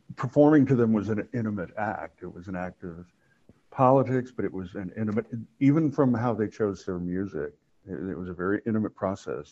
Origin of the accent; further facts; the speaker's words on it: Oklahoma, United States; moved away; also born or lived in New York; I grew up in Oklahoma